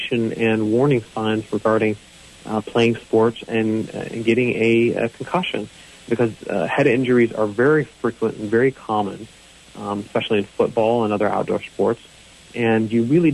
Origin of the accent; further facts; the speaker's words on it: North Carolina, United States; we are from North Carolina